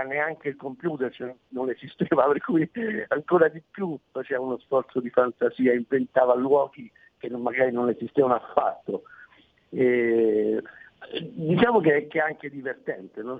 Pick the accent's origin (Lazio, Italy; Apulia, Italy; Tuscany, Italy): Lazio, Italy; Rome; io non sono di Genova ma sono di Roma